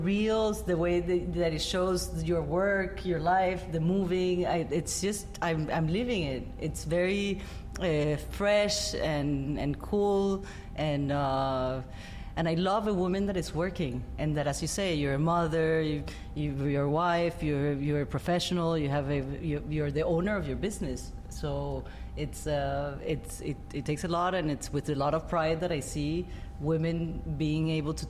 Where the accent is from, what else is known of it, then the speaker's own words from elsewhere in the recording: United States; So I was like, okay, so back to my country, America. I am American.